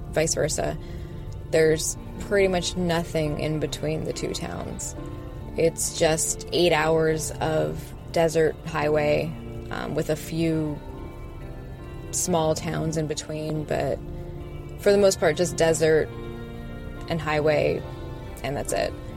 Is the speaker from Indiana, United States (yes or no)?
no; Las Vegas, Nevada, United States; I'm from Las Vegas